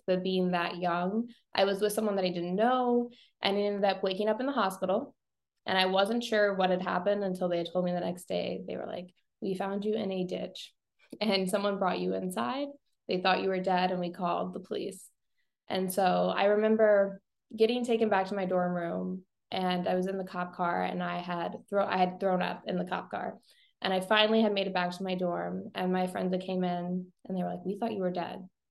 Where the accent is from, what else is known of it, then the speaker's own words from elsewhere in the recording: Bowling Green, Missouri, United States; now in St. Louis, United States; I live in St. Louis now, but I grew up in Bowling Green, Missouri